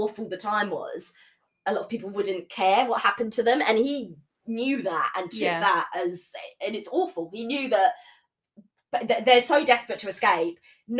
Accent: England, United Kingdom

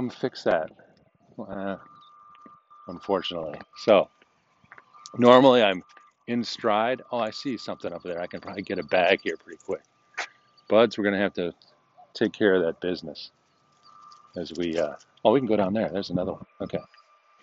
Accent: United States; we, as American Christians, modern Christians

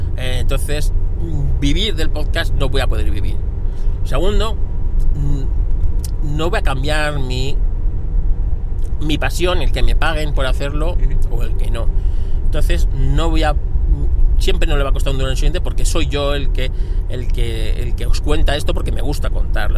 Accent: Spain; somos españoles

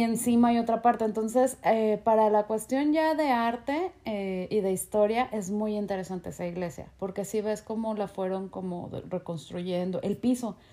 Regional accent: Mexico; como mexicano entrar a Estados Unidos

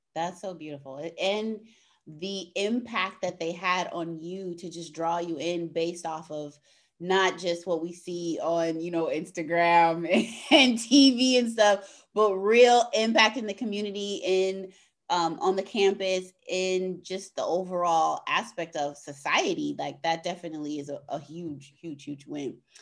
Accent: California, United States; moved away as an adult; now in Chicago, United States; I moved to the Midwest because I grew up in California

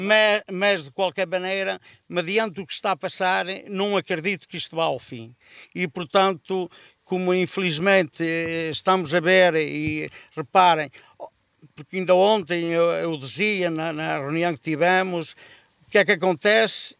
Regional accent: Resende, Norte, Portugal; sou de Rezende, natural de Rezende, natural de uma freguesia do Conselho de Rezende, São Romão de Aregos

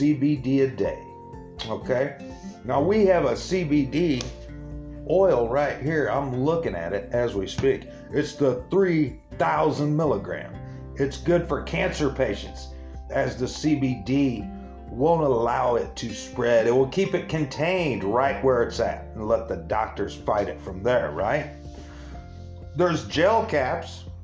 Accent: Springfield, Illinois, United States; right here in the capital city of Illinois, Springfield, Illinois, right here in my hometown

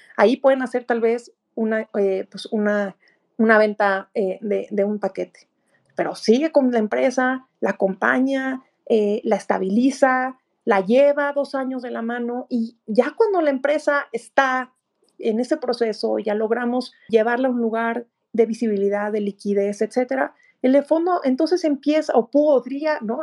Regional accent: Mexico; como mexicana

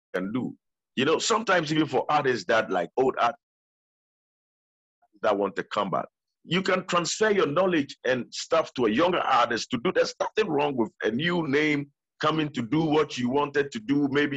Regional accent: Ghana; being Ghanaian

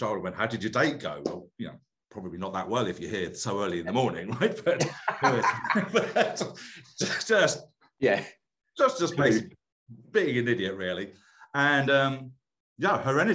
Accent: United Kingdom; moved away as an adult; now in United States; I'm British

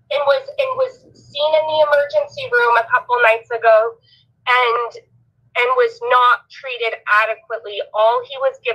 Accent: Elmira, Oregon, United States; now in Idaho, United States; I'm a native Oregonian and Rick is my friend. Um, I, I grew up I grew up in Elmira, Oregon. That's where my family is.

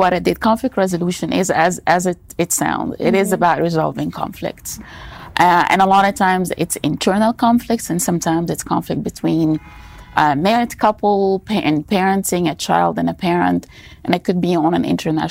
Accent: Egypt; now in United States; I'm originally from Egypt. I've been living in the States for a long time.

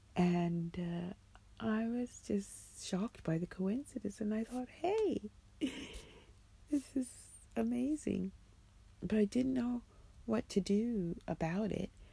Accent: United States; now in London, United Kingdom; as an American

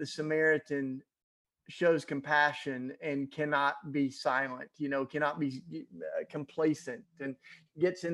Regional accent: Tennessee, United States; moved away as an adult; also born or lived in Philadelphia; I grew up in Tennessee and went up to Philadelphia

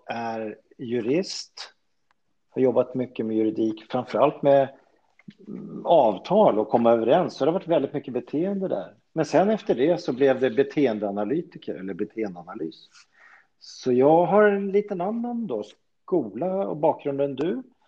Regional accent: Solna, Stockholm County, Sweden; also born or lived in Sundbyberg; född och uppväxt i Solna

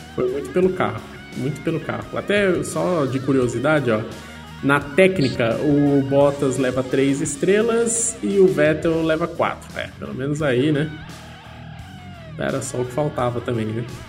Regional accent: Brazil; como um bom brasileiro

